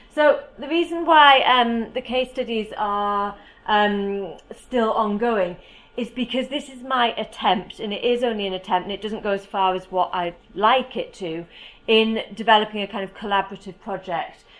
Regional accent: United Kingdom; As you can probably tell from my accent, I am from the UK.

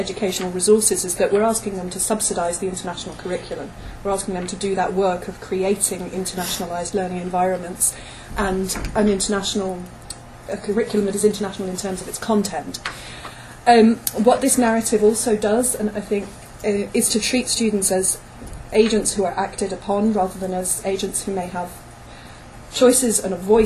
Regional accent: United Kingdom; I'm British by origin

